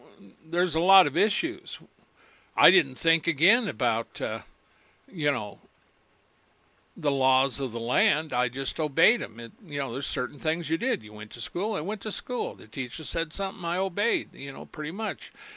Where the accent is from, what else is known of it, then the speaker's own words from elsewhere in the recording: United States; When I was born in America, I was raised by my parents to know right and wrong